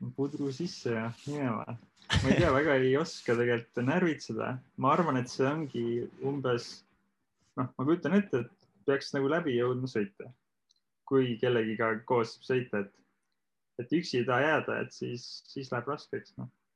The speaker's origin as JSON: {"language": "Estonian", "region": "Saare County", "country": "Estonia", "moved": "yes", "said": "ma olen ka Saaremaalt pärit"}